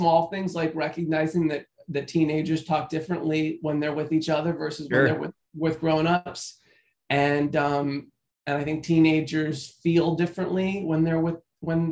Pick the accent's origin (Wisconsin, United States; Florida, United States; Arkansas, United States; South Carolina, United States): Florida, United States; I grew up in Florida in the 90s